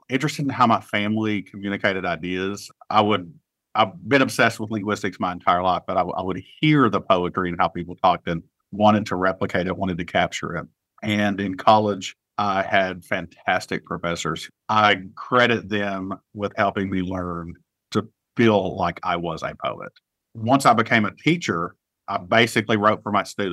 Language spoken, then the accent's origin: English; Appalachia, United States; someone who is queer and Appalachian